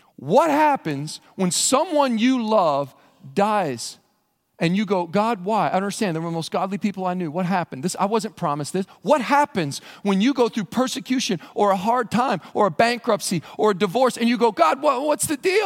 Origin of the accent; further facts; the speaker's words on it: Western Kentucky, United States; I grew up in Western Kentucky in a church out in the county